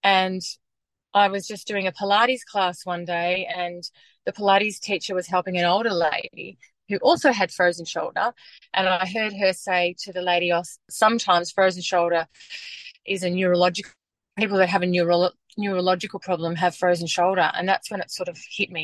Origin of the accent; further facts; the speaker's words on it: Western Queensland, Australia; moved away as an adult; now in Melbourne, Australia; I grew up in Western Queensland